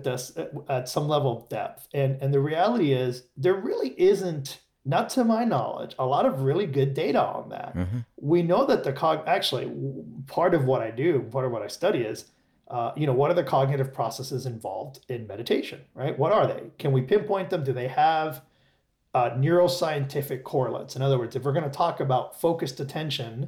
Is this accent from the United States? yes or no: yes; Miami, Florida, United States; I grew up in Miami